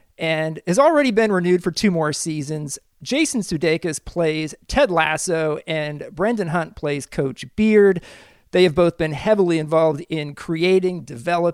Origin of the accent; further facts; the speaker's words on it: Kansas, United States; I went to Shawnee Mission East High School in the same area